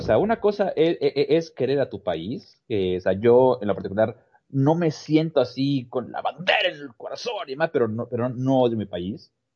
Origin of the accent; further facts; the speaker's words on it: Mexico; acá en México